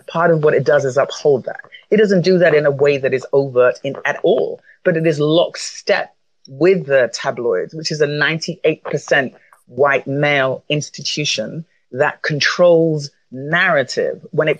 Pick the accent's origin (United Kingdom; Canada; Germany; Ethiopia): United Kingdom; London; moved away as an adult; also born or lived in New York; I was born in London, I'm Black British, and I was a journalist in London for almost 10 years before I moved to New York